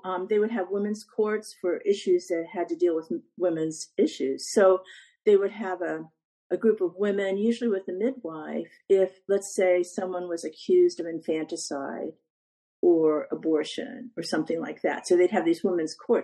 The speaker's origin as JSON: {"language": "English", "region": "Ohio", "country": "United States", "moved": "as an adult", "lives_now": "Virginia, United States", "said": "I'm from Ohio"}